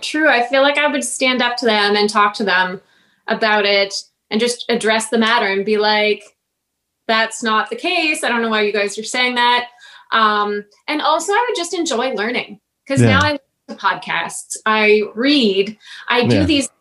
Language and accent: English; Sault Ste. Marie, Ontario, Canada; also born or lived in Toronto; my hometown in Sault Ste. Marie